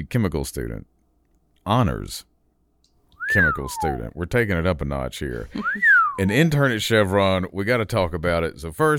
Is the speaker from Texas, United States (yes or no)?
no; Vestavia Hills, Alabama, United States; I went to a place called Vestavia.